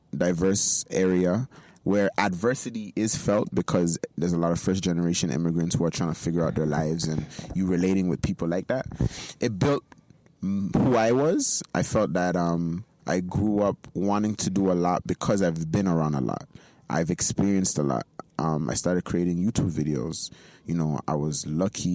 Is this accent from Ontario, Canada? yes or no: yes; Toronto, Ontario, Canada; young boy growing up in Jane and Finch with two Nigerian parents who raised me very well.